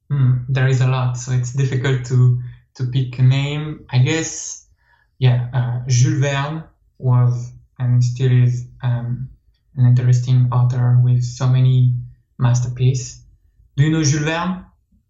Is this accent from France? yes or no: yes; France; accent: French; English is a second language; accent is French, so